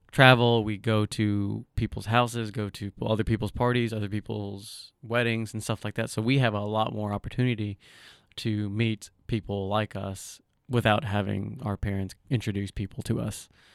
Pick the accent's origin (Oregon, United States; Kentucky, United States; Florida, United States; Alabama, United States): Kentucky, United States; Somerset; moved away as an adult; also born or lived in Bowling Green, Kentucky; now in Lexington, United States; My earliest memories of childhood is in Somerset in Pulaski County. Grew up there, attended elementary, middle, high school